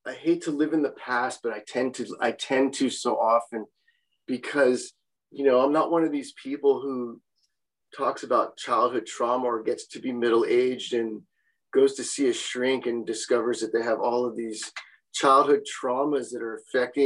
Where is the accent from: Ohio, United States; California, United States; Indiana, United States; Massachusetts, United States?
California, United States; Los Angeles; I grew up in West LA, and West LA was kind of my home